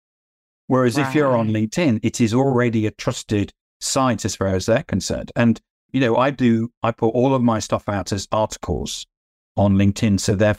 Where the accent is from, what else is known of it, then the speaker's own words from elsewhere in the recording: United Kingdom; I'm a British, right. Brit. I'm modest.